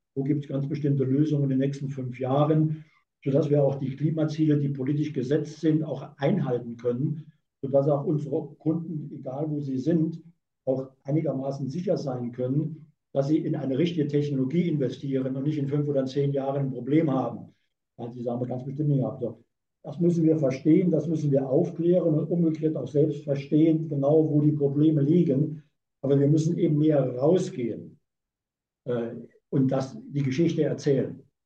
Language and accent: German; Saarland, Germany; now in Hamburg, Germany; Ich bin geborener Saarländer